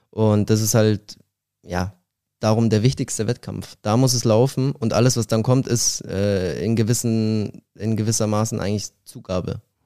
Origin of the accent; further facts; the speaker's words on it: Glonn, Bavaria, Germany; moved away as an adult; also born or lived in Ebersberg / Berlin; now in Halle, Germany; ich bin in Ebersberg geboren, das ist in der Nähe von München und habe 18 Jahre in Glong gelebt